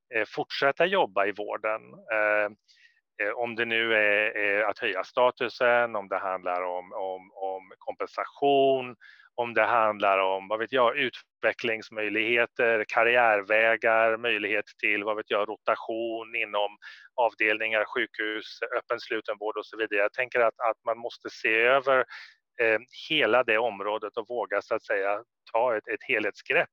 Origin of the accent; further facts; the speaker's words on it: Sweden; moved away as an adult; jag är ju svensk och jag kommer tillbaka till mitt land, Sverige